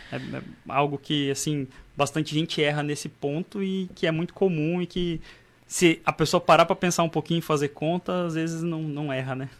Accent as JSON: {"language": "Portuguese", "region": "Mato Grosso", "country": "Brazil", "said": "eu era do Mato Grosso"}